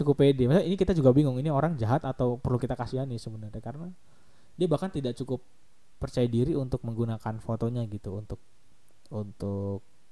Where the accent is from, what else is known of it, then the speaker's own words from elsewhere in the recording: Kalimantan, Indonesia; di kotaku, di, di Kalimantan